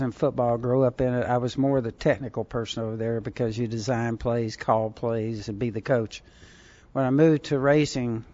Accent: Southern California, United States; when I was a teenager growing up in Southern California

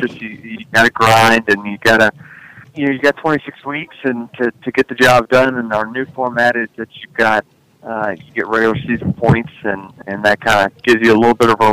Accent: Virginia, United States; now in Charlotte, United States; I grew up in Virginia

